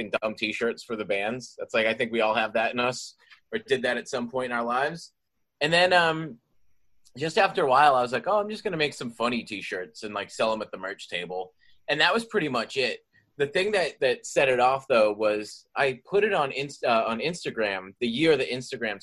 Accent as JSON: {"language": "English", "town": "Boston", "region": "Massachusetts", "country": "United States", "tie": "born or raised there", "said": "I'm from Boston, Massachusetts"}